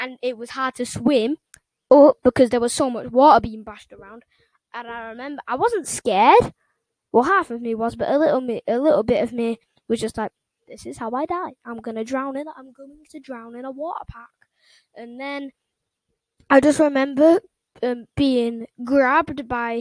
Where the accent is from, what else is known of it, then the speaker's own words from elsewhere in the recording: England, United Kingdom; England, which is my home country